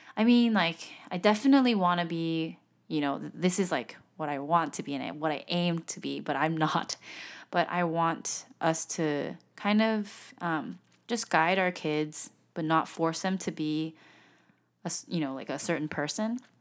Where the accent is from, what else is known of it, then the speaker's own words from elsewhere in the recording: South Korea; I'm from Korea